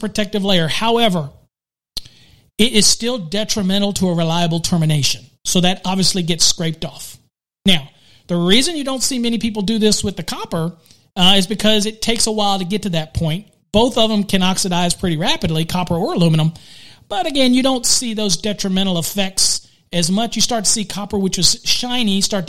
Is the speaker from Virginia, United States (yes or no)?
yes; Virginia, United States; I'm from Virginia